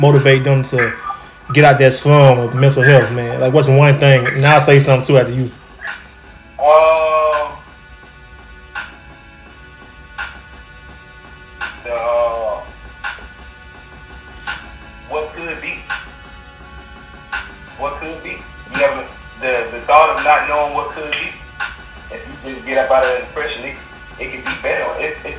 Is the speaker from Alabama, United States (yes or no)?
yes; Troy, Alabama, United States; We in Troy, my hometown, Troy, Alabama